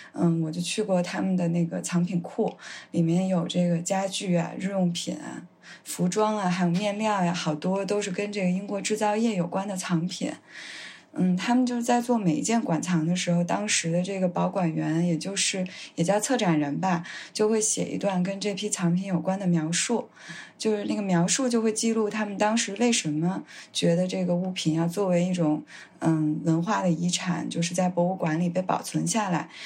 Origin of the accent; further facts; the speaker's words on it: Beijing, China; accent: Beijing accent (京腔); 说话有点儿，有点儿这种就是京腔的，就是我